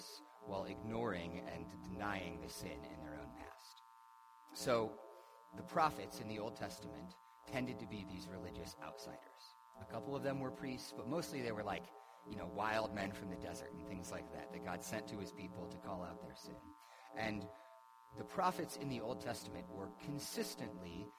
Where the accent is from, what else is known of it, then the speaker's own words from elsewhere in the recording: United States; I am an American, and I love living in America.